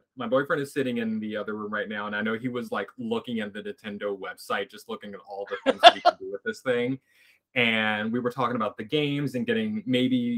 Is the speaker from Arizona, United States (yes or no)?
no; Philadelphia, Pennsylvania, United States; moved away as an adult; now in Columbus, United States; I am originally from Philadelphia, Pennsylvania. I'm from Philly.